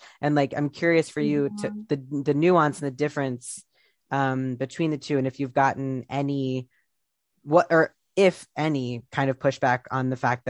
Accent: Columbus, Ohio, United States; the communities where I grew up in Columbus, Ohio

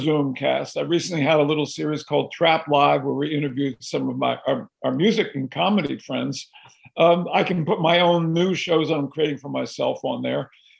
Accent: Philadelphia, Pennsylvania, United States; I've been going through the house I grew up in Philadelphia. In fact, I'm in that house right now. I walked in the door when I was 7 years old

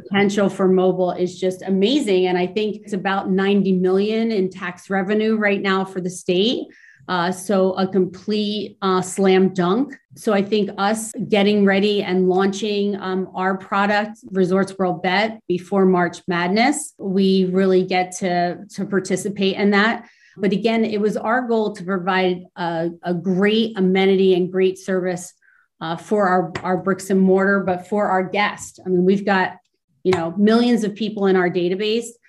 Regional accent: New Jersey, United States; now in New York, United States; I grew up, I'm an East Coast girl. I grew up down in South Jersey

